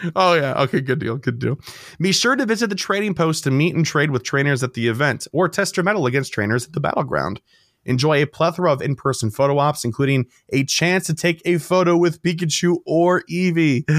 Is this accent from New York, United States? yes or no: no; Chicago, Illinois, United States; we're from Chicago. We love the city.